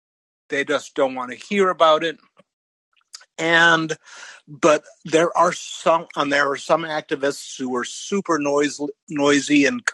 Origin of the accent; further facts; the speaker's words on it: Kansas, United States; also born or lived in Wisconsin / Texas; I live in a 200,000 person town on the central coast of California, but I grew up in Kansas and Wisconsin, and I've lived in Texas.